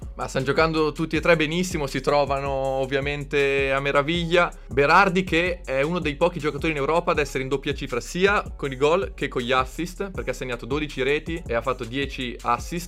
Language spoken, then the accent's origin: Italian; Bologna, Emilia-Romagna, Italy; io sono di Bologna